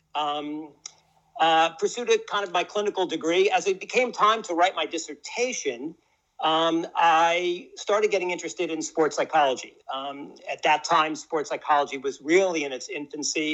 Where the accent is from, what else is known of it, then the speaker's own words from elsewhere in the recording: New York City, New York, United States; moved away as an adult; now in Austin, United States; I was kind of born and raised in New York, grew up in in Washington Heights